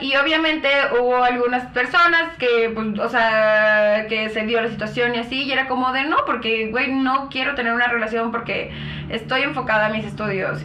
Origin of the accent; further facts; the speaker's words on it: Chalco, State of Mexico, Mexico; sí soy de Chalco